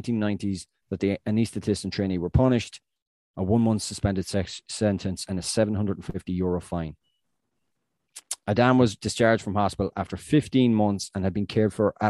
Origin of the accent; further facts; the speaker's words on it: Ireland; myself as an Irish person